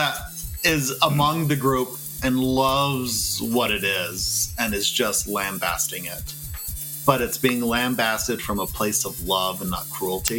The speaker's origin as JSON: {"language": "English", "region": "Texas", "country": "United States", "moved": "yes", "said": "Well, I'm a Texan that happens to live elsewhere."}